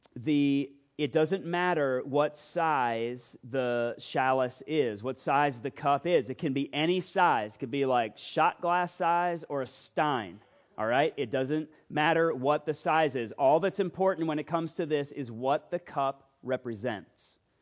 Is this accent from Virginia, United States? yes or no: yes; Loudoun County, Virginia, United States; moved away; I am from Loudoun County, Virginia